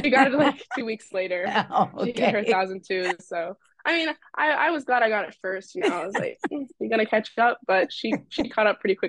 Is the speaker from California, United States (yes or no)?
no; Virginia, United States; I'm a freshman here at Brown. I just had a great upbringing with basketball and just family in general.